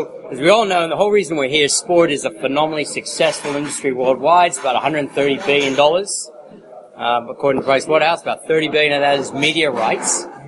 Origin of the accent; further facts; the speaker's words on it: Texas, United States; also born or lived in Sydney, Australia; I was born in the U.S. to an Aussie dad and English mum. So I spent the first part of my life in Texas, but I spent 17 years in Sy